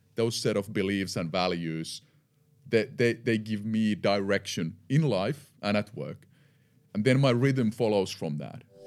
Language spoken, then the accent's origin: English; Eura, Satakunta, Finland; I'm born and raised in Finland, in the western part of Finland, a small town called Eura. Uh, I lived there for the first fifteen years.